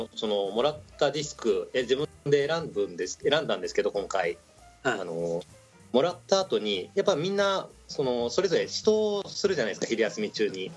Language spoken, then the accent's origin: Japanese; Fukuoka, Japan; あの私の地元でもありますね